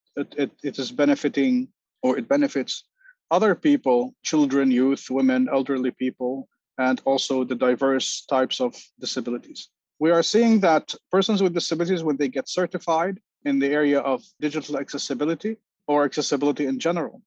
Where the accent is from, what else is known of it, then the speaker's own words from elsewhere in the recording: Lebanon; now in New York, United States; I am originally from Lebanon, currently living in New York.